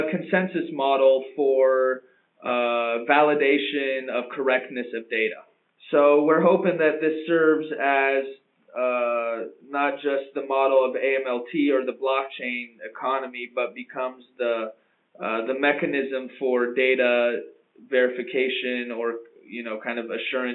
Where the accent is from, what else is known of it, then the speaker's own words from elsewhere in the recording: United States; moved away; also born or lived in London; as an American originally myself